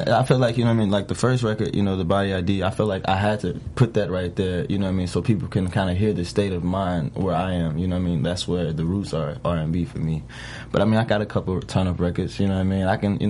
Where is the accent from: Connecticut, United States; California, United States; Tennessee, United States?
Tennessee, United States; Memphis; moved away; I'm originally from Memphis.